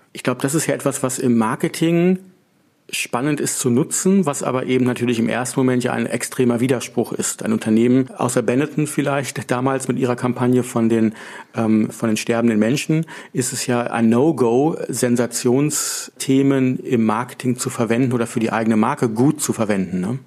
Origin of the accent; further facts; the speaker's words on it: Northern Germany, Germany; als Norddeutsche, wir kommen ähm, von der Küste